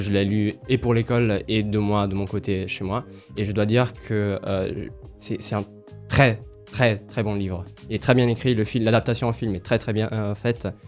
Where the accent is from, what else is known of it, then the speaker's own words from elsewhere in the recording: Italy; moved away; Je suis italien, mais j'ai des origines africaines